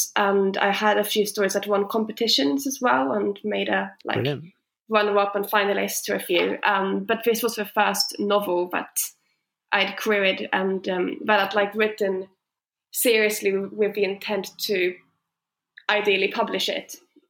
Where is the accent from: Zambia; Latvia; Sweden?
Sweden; moved away as an adult; I moved from Sweden 7 years ago when I went to university. So since then, I've been back home for holidays, Christmas and summer, sometimes Easter.